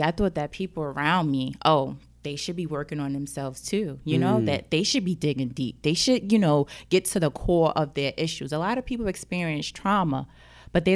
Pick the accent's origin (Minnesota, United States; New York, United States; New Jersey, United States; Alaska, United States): New Jersey, United States; Jersey City; Growing up, I grew up in Jersey City, mm-hmm. the hood. Let's be real. Yeah. I grew up in the hood.